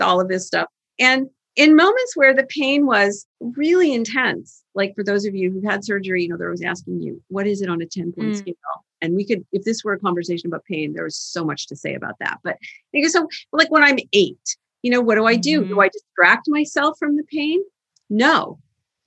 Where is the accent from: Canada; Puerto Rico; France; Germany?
Canada; now in Boston, United States; I'm from Canada originally, I learned to drive in the ice and snow